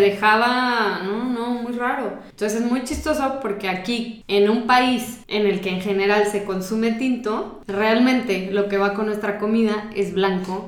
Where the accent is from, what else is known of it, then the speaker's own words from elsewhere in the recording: Mexico; nosotros como mexicanos